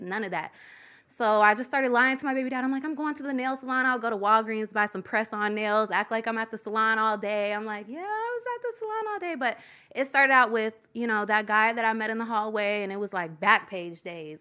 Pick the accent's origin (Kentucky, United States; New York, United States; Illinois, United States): Kentucky, United States; Louisville; In Kentucky. I'm from Louisville, Kentucky